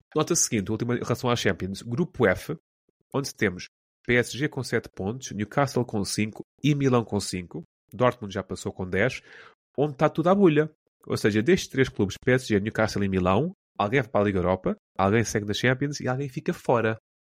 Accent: Portugal; como português

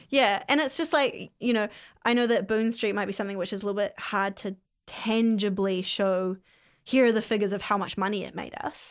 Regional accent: Whangamatā, Waikato, New Zealand; now in Hamilton, New Zealand; I grew up on the Coromandel in a really small town called Fungamata

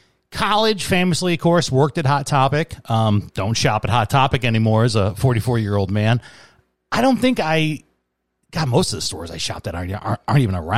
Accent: Chicago, Illinois, United States; I grew up in Chicago.

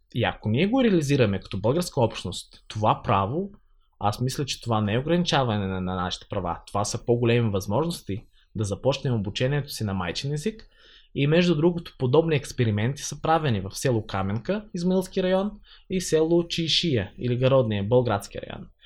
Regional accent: Holytsia, Odesa Oblast, Ukraine; first language Bulgarian; moved away as an adult; now in Blagoevgrad, Bulgaria; Аз съм от а, украинската част на Бисарабия, от а, Украина, от село Голица, което е там основано през а, 1828 година.

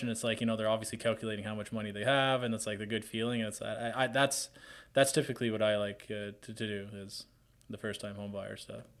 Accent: Hamilton, Ontario, Canada; I'm from Hamilton

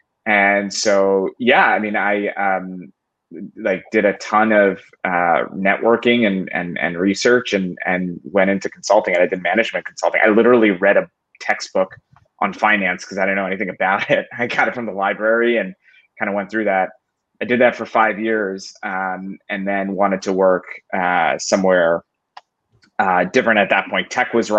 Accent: Philadelphia, Pennsylvania, United States; I'm from Philly

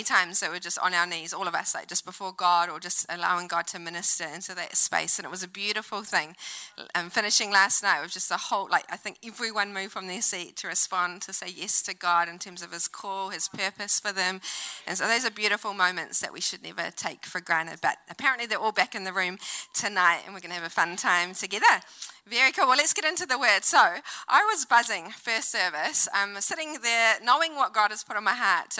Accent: New Zealand; also born or lived in Auckland; now in Wellington, New Zealand; I'm Kiwi girl

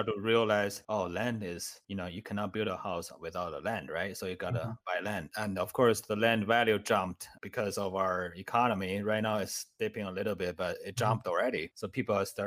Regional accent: China; English is a second language; moved away as an adult; now in United States; I was actually homeless in the United States because I immigrated from China. I didn't speak any English by then

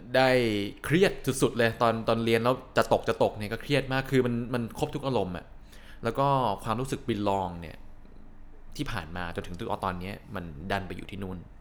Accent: Thailand; moved away; also born or lived in Canada; ผมกลับมาอยู่ไทย

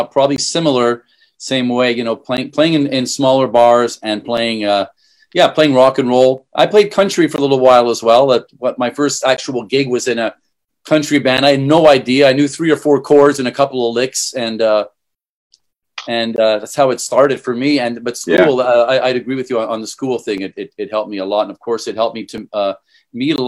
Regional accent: Montreal, Quebec, Canada; now in Singapore; I'm from Montreal. I played mostly in Quebec

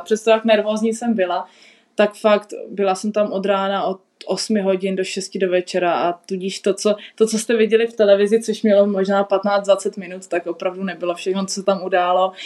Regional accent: South Bohemian Region, Czechia; pro mě je doma vždycky v Česku, v Česku na jihu a Česko je místo, odkud pocházím

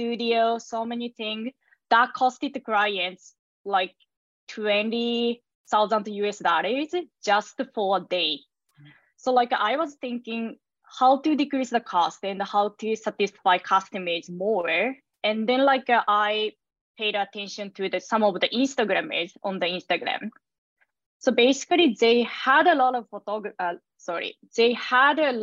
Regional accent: Japan; moved away as an adult; now in New York, United States; I was born and raised in Japan and moved to New York in 2021

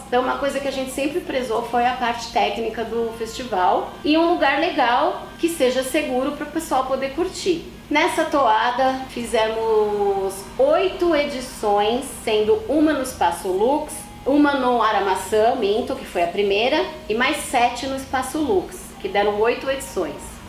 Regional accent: São Paulo, Brazil; Nasci em São Paulo, ali na região da Moca, sou paulistana

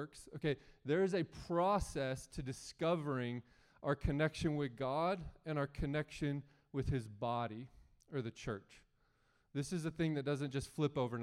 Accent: United States; as an American

